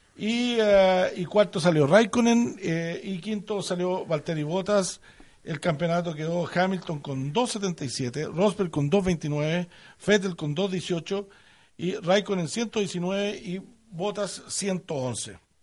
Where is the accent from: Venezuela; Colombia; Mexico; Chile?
Chile; como buenos chilenos